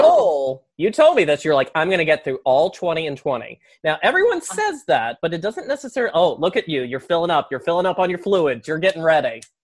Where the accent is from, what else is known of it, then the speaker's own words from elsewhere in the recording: the South, United States; accent: southern; that's my southern accent